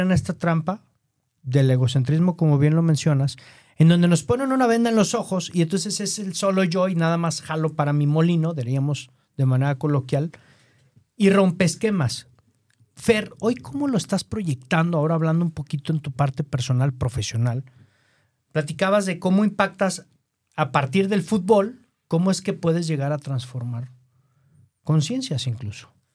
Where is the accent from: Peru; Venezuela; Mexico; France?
Mexico; nosotros como mexicanos